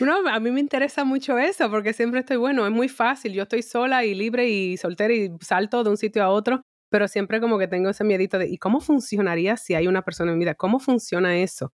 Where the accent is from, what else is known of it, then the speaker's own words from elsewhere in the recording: Dominican Republic; now in Madrid, Spain; dominicana, acá, una servidora